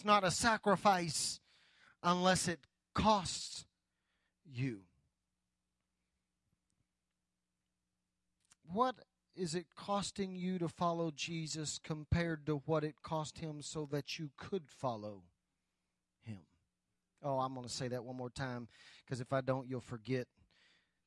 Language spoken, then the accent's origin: English; United States; as American Christians